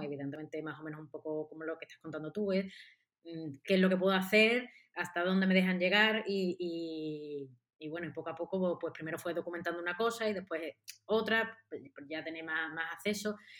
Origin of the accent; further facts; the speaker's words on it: Seville, Andalusia, Spain; yo soy de Sevilla y vivo en Sevilla